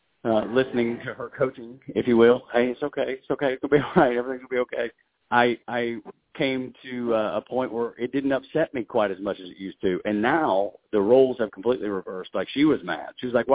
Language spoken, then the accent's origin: English; Dalton, Georgia, United States; I'm born and raised in Dalton, yep, Georgia.